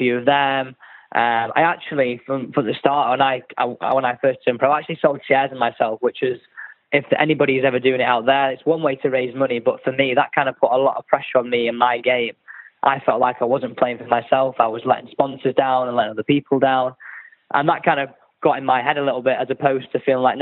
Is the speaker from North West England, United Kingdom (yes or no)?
yes; Manchester, North West England, United Kingdom; ever since I was born, I've grown up playing my golf out of Manchester and lived here ever since